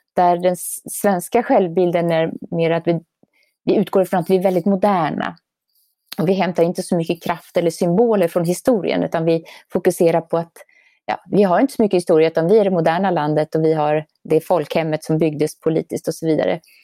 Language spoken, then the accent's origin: Swedish; Sweden; now in Norway; boende som svensk i Norge